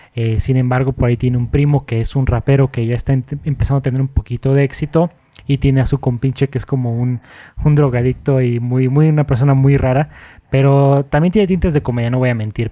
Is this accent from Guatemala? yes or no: no; Mexico; como mexicanos